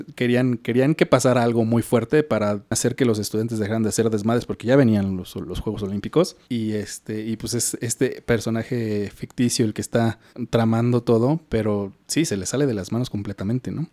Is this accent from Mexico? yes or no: yes; Mexico; como mexicano